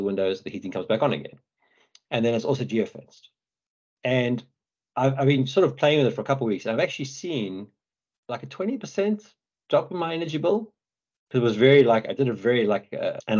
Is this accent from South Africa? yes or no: yes; Johannesburg, Gauteng, South Africa; now in United Kingdom; I come from South Africa. You know, I grew up in Johannesburg